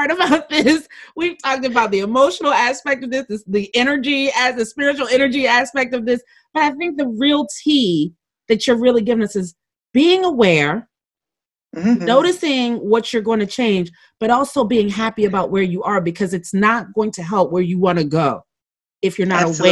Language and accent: English; Maryland, United States; I grew up in Maryland